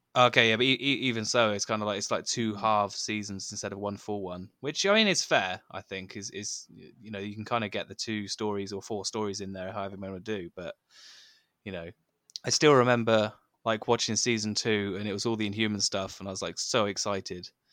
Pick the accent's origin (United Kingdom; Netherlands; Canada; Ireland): United Kingdom; I'm, I'm British